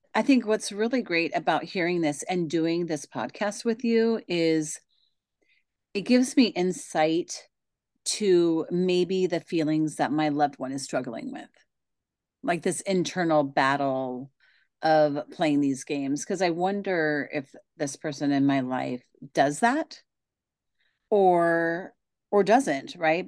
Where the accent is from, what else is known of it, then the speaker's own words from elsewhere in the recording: Pacific Northwest, United States; I am from the Pacific Northwest